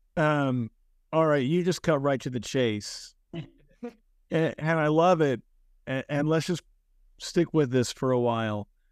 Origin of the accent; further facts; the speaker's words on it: United States; my home country, the United States